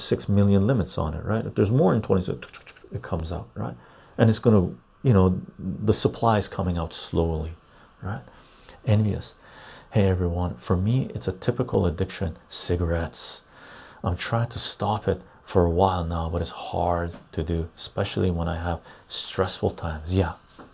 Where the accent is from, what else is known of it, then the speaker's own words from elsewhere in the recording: Vancouver, British Columbia, Canada; I grew up in Vancouver